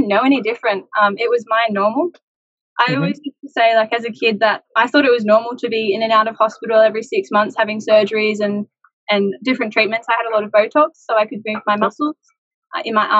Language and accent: English; Central Coast, New South Wales, Australia; My family, growing up on the Central Coast, everything was very much water-focused.